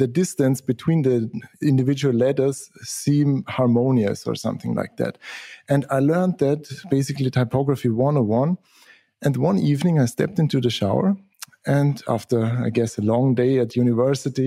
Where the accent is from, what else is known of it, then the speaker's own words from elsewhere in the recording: Austria; I'm from Austria, south of Germany, small country there.